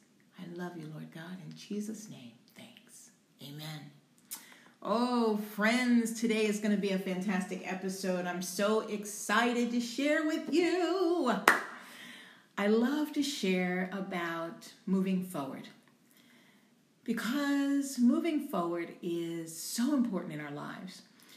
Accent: Louisiana, United States; also born or lived in Albuquerque, New Mexico / Washington State; My father was in the military, so we traveled a lot. And I was born in New Mexico, Albuquerque, New Mexico. Then we lived in Washington State, and then we moved to Louisiana.

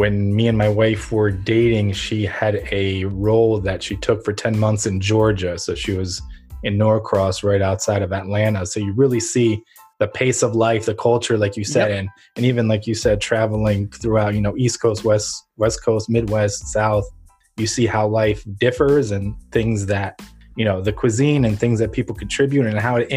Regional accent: Ukraine; now in United States; I'm originally from Ukraine

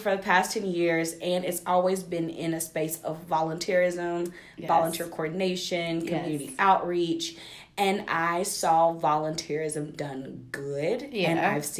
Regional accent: Statesboro, Georgia, United States; I was born and raised in Statesboro, Georgia, 3.5 hours like south of Atlanta, around 45 minutes away from Savannah. So Georgia girl

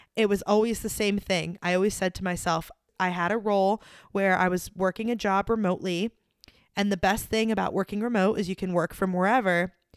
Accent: Delaware, United States; moved away as an adult; also born or lived in New York; now in Nashville, United States; I grew up in Delaware

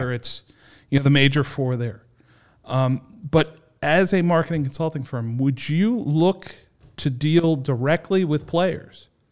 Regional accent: Warwick, Rhode Island, United States; I'm born and raised in Warwick. I grew up here.

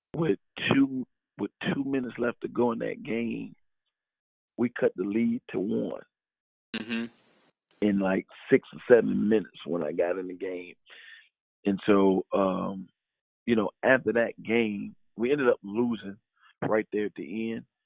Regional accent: South Carolina, United States; also born or lived in New York; I was raised in South Carolina

